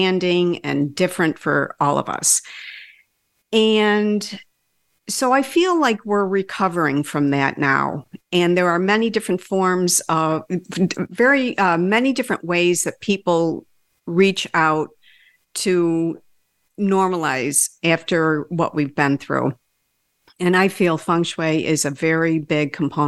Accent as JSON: {"language": "English", "town": "Rochester", "region": "New York", "country": "United States", "tie": "born or raised there", "said": "I was born and raised right here in Rochester, a city built on Lake Ontario in the Genesee River"}